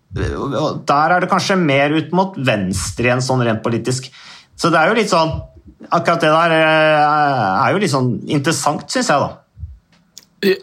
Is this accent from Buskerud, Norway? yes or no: yes; Modum, Buskerud, Norway; da var det jo kjempekamp i kommunestyret hjemme i Modum